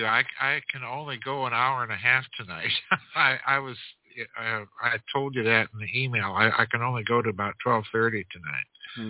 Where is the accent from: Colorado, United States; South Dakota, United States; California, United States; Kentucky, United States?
South Dakota, United States; I grew up in South Dakota